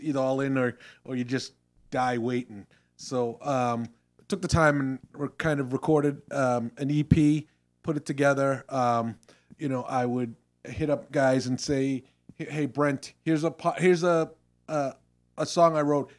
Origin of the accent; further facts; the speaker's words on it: Randolph, Massachusetts, United States; we're from the South Shore, Massachusetts. Um, Jeff and I both grew up in Randolph